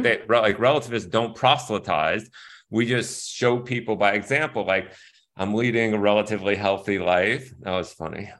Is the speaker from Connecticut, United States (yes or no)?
yes; Stamford, Connecticut, United States; also born or lived in Bronx, New York; I grew up in Stamford, Connecticut, where it was super middle class at that time.